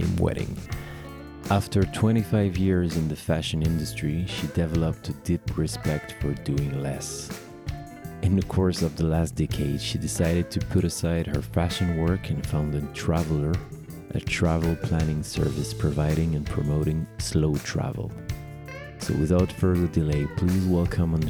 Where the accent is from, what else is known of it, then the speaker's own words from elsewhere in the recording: Paris, Île-de-France, France; professional ceremony officiant based in my hometown, Paris